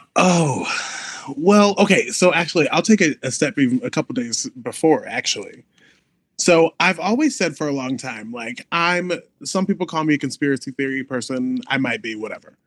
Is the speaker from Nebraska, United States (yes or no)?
yes; Omaha, Nebraska, United States; now in Chicago, United States; I am from Omaha, Nebraska, live in Chicago, Illinois